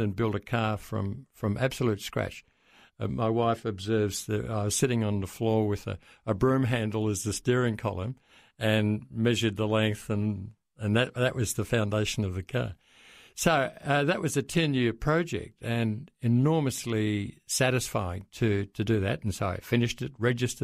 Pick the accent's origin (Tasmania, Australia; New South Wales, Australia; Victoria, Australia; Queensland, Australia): Victoria, Australia; Melbourne; I'm a Melbourne boy. I was born in Brighton in 1946